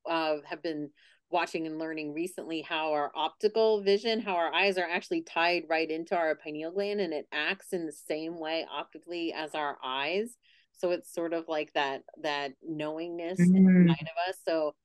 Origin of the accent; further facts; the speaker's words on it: Pennsylvania, United States; I'm originally from Pennsylvania and now I'm back the last 2 months.